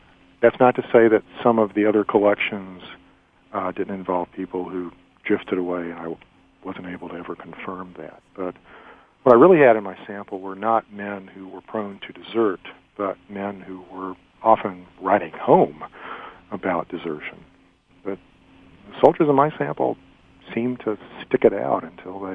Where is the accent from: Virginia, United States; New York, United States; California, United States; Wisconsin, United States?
Virginia, United States; Elliston; When I was growing up in Elliston, Virginia, as late as my high school years in the 1970s